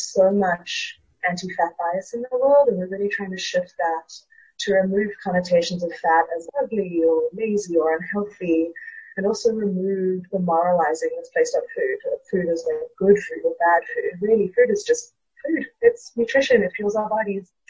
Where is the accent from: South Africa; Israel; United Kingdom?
South Africa; moved away as an adult; now in Brooklyn, United States; I am a South African currently living in Brooklyn. I moved here for grad school